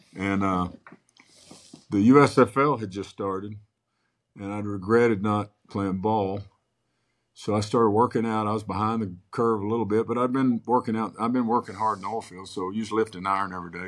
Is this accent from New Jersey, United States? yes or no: no; Moore, Oklahoma, United States; born or raised there; also born or lived in Clinton, Oklahoma